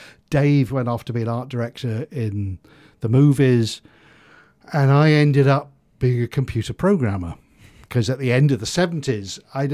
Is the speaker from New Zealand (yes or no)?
no; England, United Kingdom; I was brought up in the Home Counties, just north of London, and was dramatically unsuccessful at school.